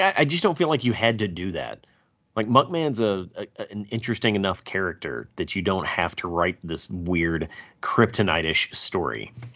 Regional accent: the South, United States; I'm from the South.

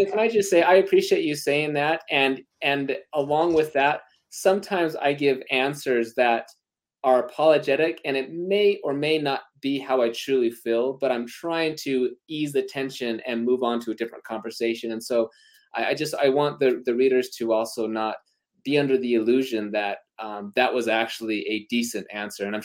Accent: Utah, United States; I'm from Utah.

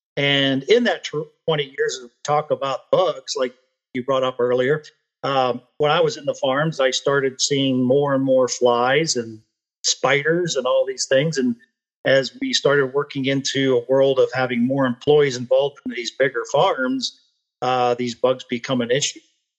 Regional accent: Pennsylvania, United States; also born or lived in Plains, Kansas; lived in Plains, Kansas for almost 2 years. And then the opportunity brought me back to my home state, where I still reside here in Pennsylvania

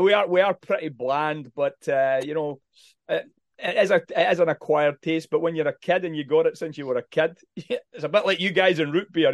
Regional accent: Haddington, Scotland, United Kingdom; moved away; I grew up in Haddington, where John Knox was actually born

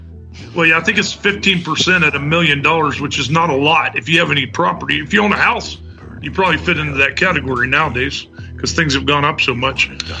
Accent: Oregon, United States; also born or lived in North Carolina; Well, I live in Oregon. I'm from North Carolina originally. I moved here when I was about 7, and I'm going to be 59 next month, so I've been here a while.

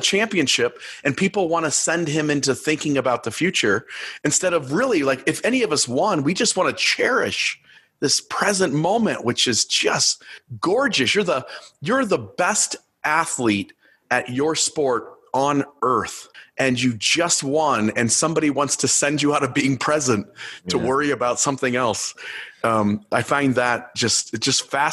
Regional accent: Ohio, United States; I grew up in Ohio and I'm a huge Cleveland Cavaliers fan.

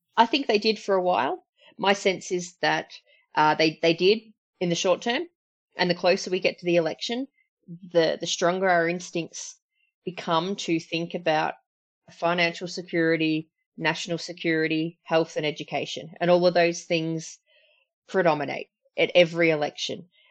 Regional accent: Berwick, Victoria, Australia; I'm from Berwick

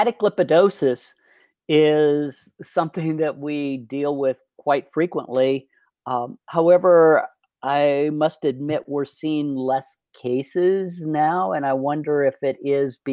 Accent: Iowa, United States; moved away as an adult; also born or lived in New York City, United States; now in Colorado, United States; I grew up in Iowa on a farm

